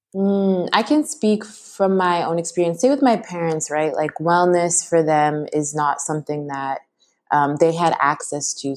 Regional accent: Toronto, Ontario, Canada; now in Vancouver, Canada; I live here right now, but I'm originally was born and raised in Toronto, but my parents are from Kenya and Ghana

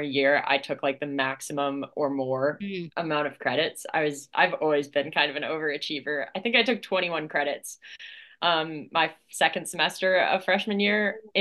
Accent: Delaware, United States; I grew up in Delaware

